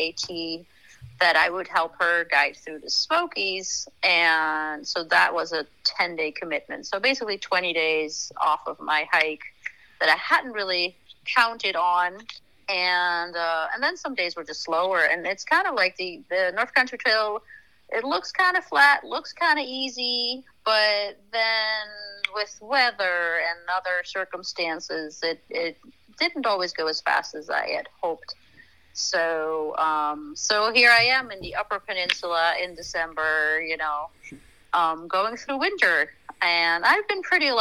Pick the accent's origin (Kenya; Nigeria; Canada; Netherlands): Netherlands; moved away as an adult; also born or lived in France; now in United States; I was born and raised in Holland, went to college there, and then somehow ended up in the States